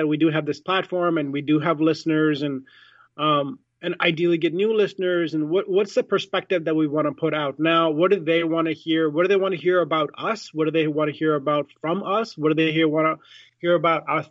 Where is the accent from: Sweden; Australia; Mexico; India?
India; I'm Indian, I was born in India